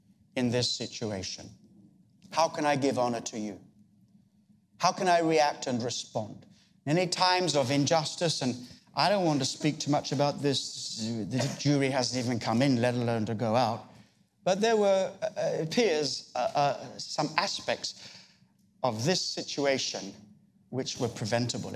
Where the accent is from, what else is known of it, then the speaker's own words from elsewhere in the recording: Australia; I come from Australia